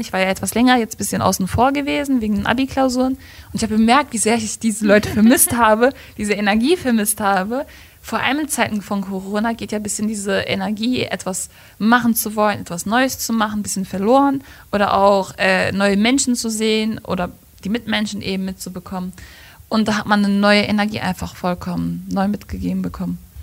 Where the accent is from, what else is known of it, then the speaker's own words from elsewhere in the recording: Gladbeck, North Rhine-Westphalia, Germany; Ich komme aus Gladbeck